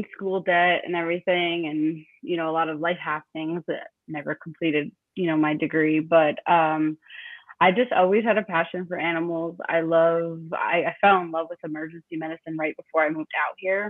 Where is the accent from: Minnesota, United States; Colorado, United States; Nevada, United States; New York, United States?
New York, United States; moved away as an adult; now in Austin, United States; So I am born and raised in New York. I originally moved out here in 2017